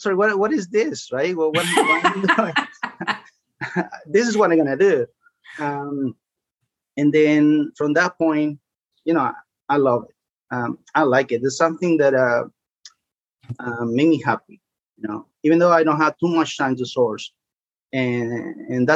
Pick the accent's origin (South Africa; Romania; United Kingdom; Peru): Peru; now in Bristow, United States; I'm from Peru.